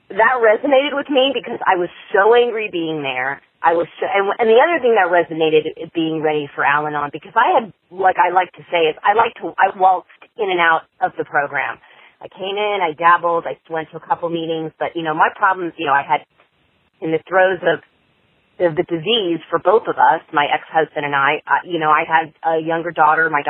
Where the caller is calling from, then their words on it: California, United States; I'm from California